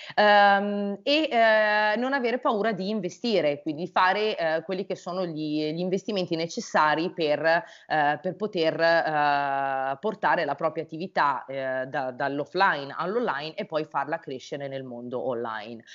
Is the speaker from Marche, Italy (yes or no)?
no; Brianza, Lombardy, Italy; io sono della Brianza